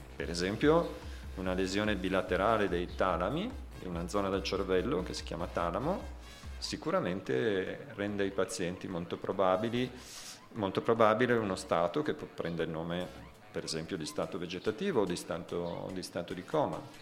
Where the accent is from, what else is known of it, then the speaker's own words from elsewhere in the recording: Italy; vengo dall'Italia